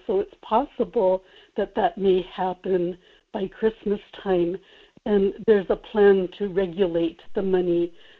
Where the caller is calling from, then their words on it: Kodiak, Alaska, United States; in Kodiak.